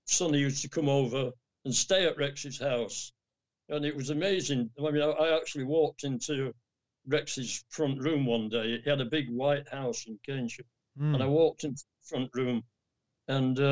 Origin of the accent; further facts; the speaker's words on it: England, United Kingdom; from England